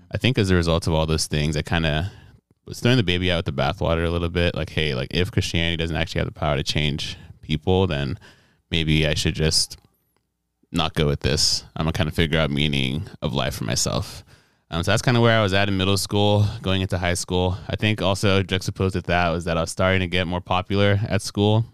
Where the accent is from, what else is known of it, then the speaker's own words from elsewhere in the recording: Nigeria; moved away as an adult; also born or lived in Detroit, Michigan, United States; now in United States; Right after I was born, I moved back to Nigeria, and that's where I actually did, um, all my school, K twelve, before coming back to America